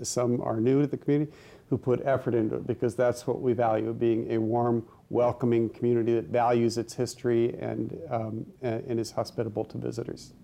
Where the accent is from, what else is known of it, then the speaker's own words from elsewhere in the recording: Iowa, United States; now in Milford, United States; I grew up originally, I'm from Iowa